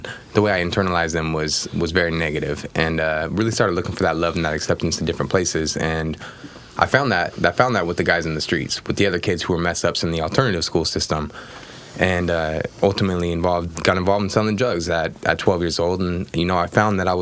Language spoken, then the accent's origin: English; Portland, Oregon, United States; also born or lived in Gresham, Oregon; I'm from Oregon, was born and raised out here in Portland